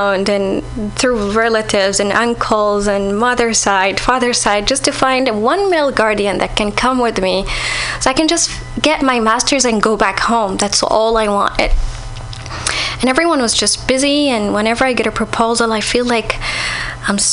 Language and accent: English; Saudi Arabia; moved away